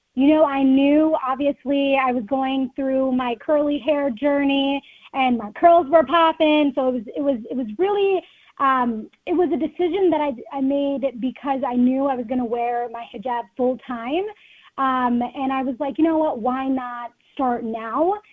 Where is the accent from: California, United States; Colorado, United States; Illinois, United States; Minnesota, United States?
Minnesota, United States; Rochester; growing up in Rochester